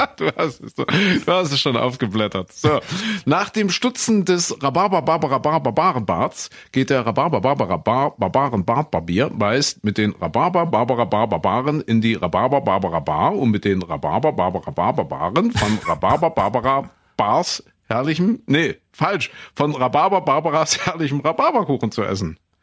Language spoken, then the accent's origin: German; Saxony, Germany; bei uns in Sachsen